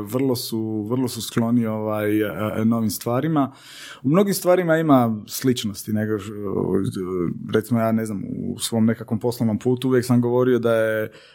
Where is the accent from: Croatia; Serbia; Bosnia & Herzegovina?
Croatia; Senj, Lika-Senj County; moved away; also born or lived in Paris; ja sam ovaj, e, odrastao u Senju